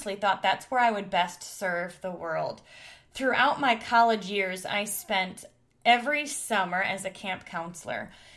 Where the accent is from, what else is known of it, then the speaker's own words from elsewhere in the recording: Detroit, Michigan, United States; I grew up in the Detroit area